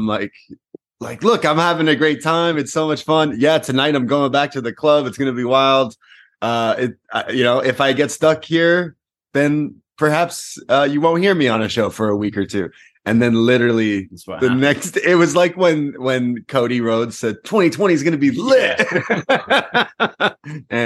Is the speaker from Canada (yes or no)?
yes; Canada; We're Canadian